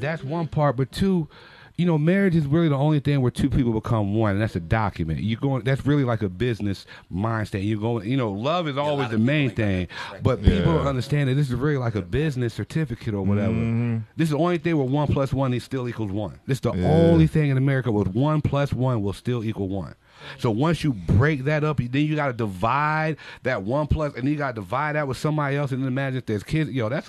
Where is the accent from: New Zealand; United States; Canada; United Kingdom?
United States; Mount Holly, New Jersey; born there; also born or lived in Philadelphia; I was born in Mount Holly, yo.